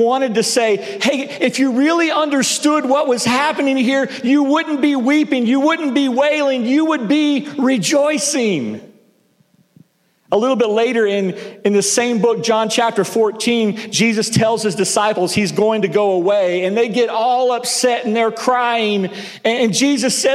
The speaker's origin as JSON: {"language": "English", "region": "the South", "country": "United States", "tie": "born or raised there", "also_born_or_lived": "Northeast United States", "moved": "yes", "lives_now": "Northeast, United States", "said": "I grew up in the South"}